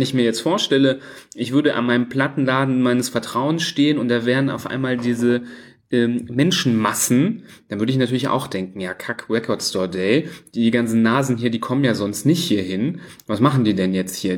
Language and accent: German; Düsseldorf, North Rhine-Westphalia, Germany; bei uns in Düsseldorf